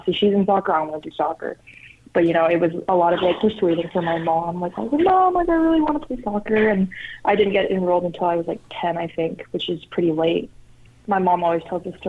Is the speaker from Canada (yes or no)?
yes; Canada; moved away; growing up in Canada, hockey's a big deal